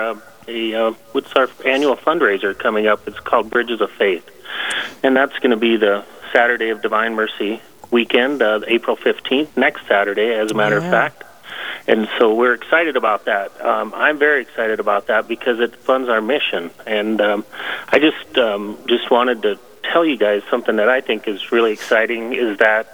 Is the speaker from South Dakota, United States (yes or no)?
yes; Hot Springs, South Dakota, United States; I am originally from Hot Springs, South Dakota, grew up in this area. I still live in Hot Springs